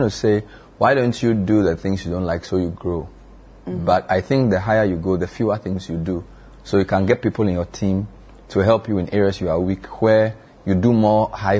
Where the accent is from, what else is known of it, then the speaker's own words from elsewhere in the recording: Georgia, United States; I'm 41 years old. I'm a man. I'm from Georgia.